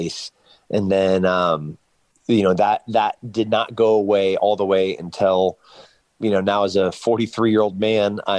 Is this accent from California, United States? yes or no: yes; San Luis Obispo, California, United States; my hometown in San Luis Obispo